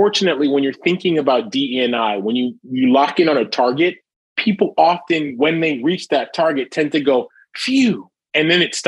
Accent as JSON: {"language": "English", "country": "Jamaica", "tie": "born or raised there", "moved": "yes", "said": "I'm from a Caribbean background. I was born in Jamaica, West Indies"}